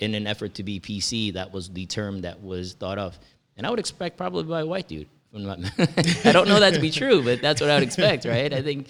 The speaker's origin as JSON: {"language": "English", "country": "India", "lives_now": "United States", "said": "I'm Indian, but I don't look the part."}